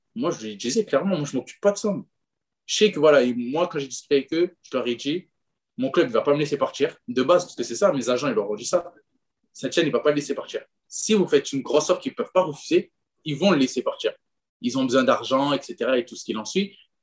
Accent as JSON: {"language": "French", "country": "France", "said": "on est français"}